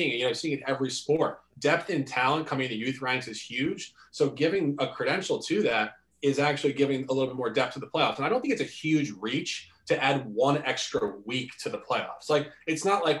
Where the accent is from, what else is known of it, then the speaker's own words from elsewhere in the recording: New York City, New York, United States; growing up in Manhattan